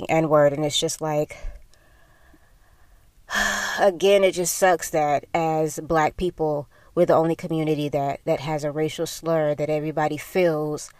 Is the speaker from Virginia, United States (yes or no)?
no; Sarasota, Florida, United States; growing up in the South, growing up in Sarasota, a very conservative area